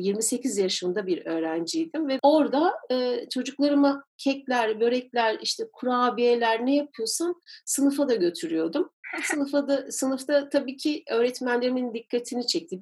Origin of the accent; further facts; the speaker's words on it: İzmir, Turkey; Ben İzmir'de doğdum